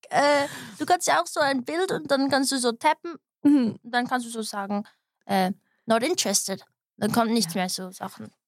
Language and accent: German; Switzerland; born there; ich bin halt in der Schweiz geboren, aber ich habe mein Umfeld immer mit so internationalen Menschen ein bisschen gestaltet, unbewusst.